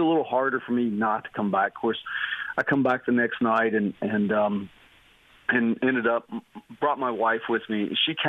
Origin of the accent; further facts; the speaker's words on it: West Virginia, United States; also born or lived in Abilene, Texas; I grew up in West Virginia. Then I went to school out in West Texas at Abilene Christian University